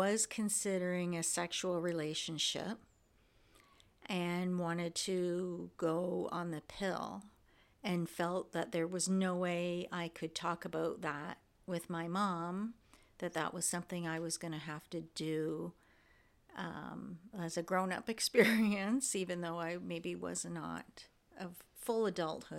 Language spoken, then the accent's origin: English; Windsor, Ontario, Canada; growing up in Windsor